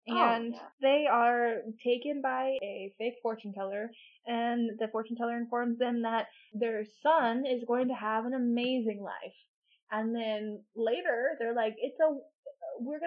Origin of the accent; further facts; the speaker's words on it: United States; as an American